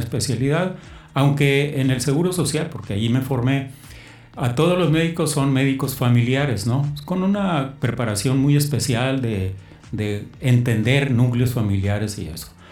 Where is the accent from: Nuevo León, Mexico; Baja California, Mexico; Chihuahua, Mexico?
Baja California, Mexico; Mexicali; also born or lived in Sinaloa; yo no soy de Mexicali, soy de Sinaloa. Okay. Llegué aquí, me trajeron mis padres a los ocho años, de tal manera que pues, aquí hice toda mi vida.